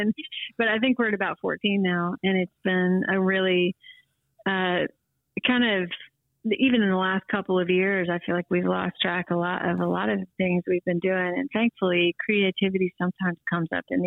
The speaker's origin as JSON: {"language": "English", "town": "St. Louis", "region": "Missouri", "country": "United States", "tie": "born or raised there", "said": "I grew up in St. Louis, Missouri"}